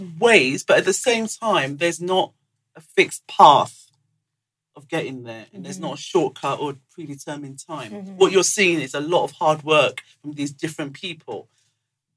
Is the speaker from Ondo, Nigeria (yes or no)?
no; Lagos, Nigeria; moved away; back home, I was raised in Lagos. I literally, in village, but mainly in Lagos